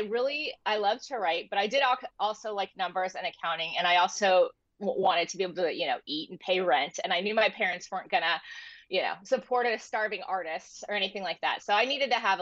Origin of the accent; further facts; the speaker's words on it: San Diego, California, United States; I am an author and I grew up in San Diego. I live in San Diego now.